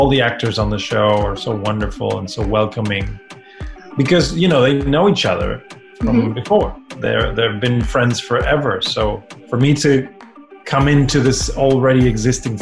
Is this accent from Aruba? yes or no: no; Argentina; I'm from Argentina